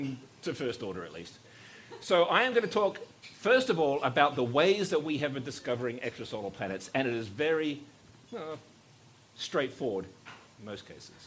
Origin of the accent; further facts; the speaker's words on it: New Zealand; I was born in New Zealand.